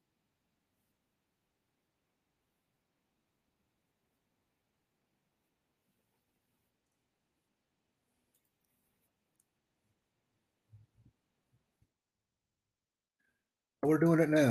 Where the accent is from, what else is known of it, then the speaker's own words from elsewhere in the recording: United States; I'm from the United States.